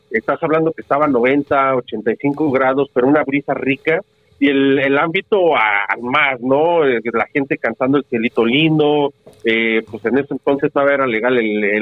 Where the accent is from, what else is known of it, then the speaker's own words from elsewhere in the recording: Mexico City, Mexico; now in Amarillo, United States; somos del DF, pero venimos de Dallas, otros vienen de, o de Texas